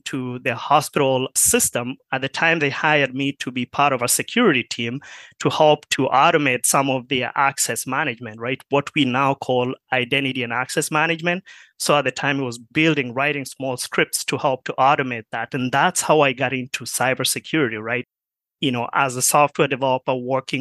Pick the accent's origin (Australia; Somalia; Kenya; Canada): Kenya; moved away as an adult; also born or lived in Marshall, Minnesota; now in United States; I grew up in Kenya